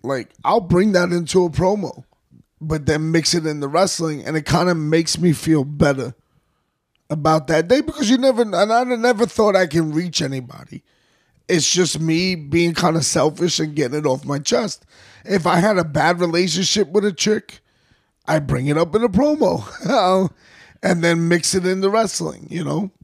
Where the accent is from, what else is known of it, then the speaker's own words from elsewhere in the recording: New York City, New York, United States; we grew up in the Bronx and University Ave